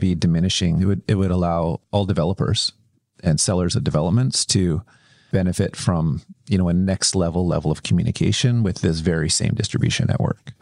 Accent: Kelowna, British Columbia, Canada; I grew up in Kelowna, which is a little bit, it's a little bit country

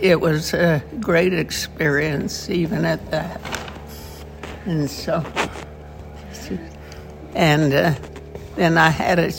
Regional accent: Salt Lake City, Utah, United States; I grew up in close to Sugar House in Salt Lake City.

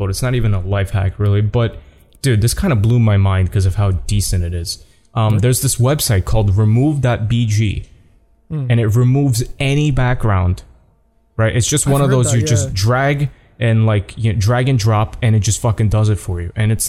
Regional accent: Canada; I'm from Canada. I'm sorry. I didn't know.

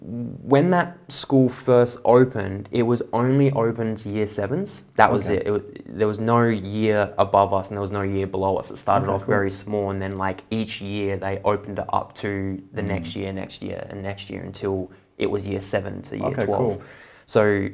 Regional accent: Perth, Western Australia, Australia; Here in Perth. Yeah. Both my parents, just not spiritual at all.

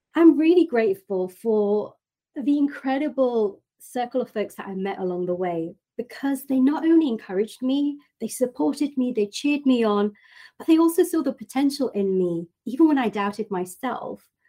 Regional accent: United Kingdom; moved away; in my hometown in the UK

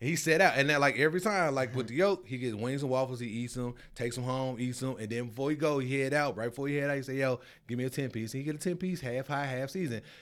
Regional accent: Memphis, Tennessee, United States; moved away as an adult; also born or lived in Arizona; now in Charlotte, United States; I'm from Memphis

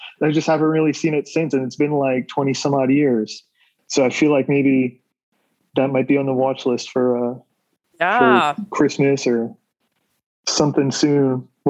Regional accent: Westchester, New York, United States; also born or lived in Bronx, New York; I was born in the Bronx a long time ago, but I've been growing up in Westchester.

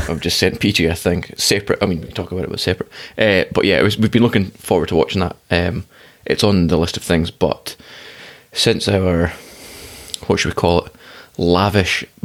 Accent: Australia; As an Australian

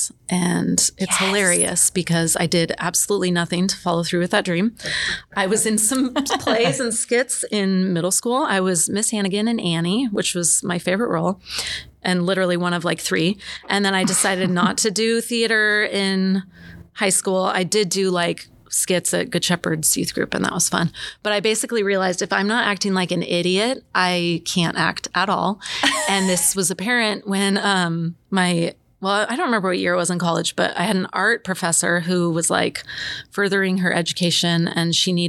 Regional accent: Gresham, Oregon, United States; moved away as an adult; also born or lived in Bay Area / Corvallis; born and raised in Gresham, went to Barlow

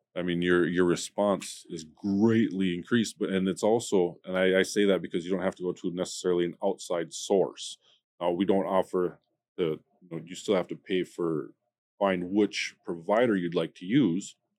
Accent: United States; being an American

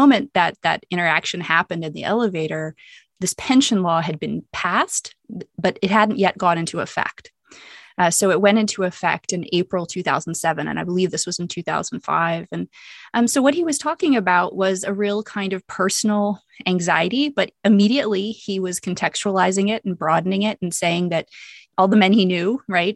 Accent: United States; I'm American and I'm white

